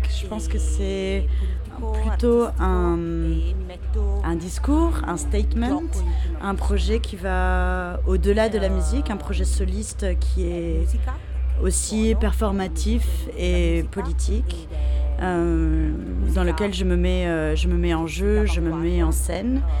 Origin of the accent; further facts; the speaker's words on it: Vigevano, Lombardy, Italy; French is a second language; je suis originaire d'un petit village euh, qui s'appelle Vigevano